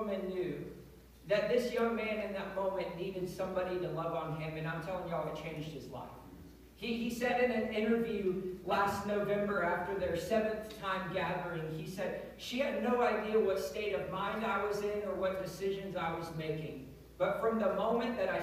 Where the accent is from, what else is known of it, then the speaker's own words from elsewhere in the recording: Pennsylvania, United States; moved away; I grew up in Pennsylvania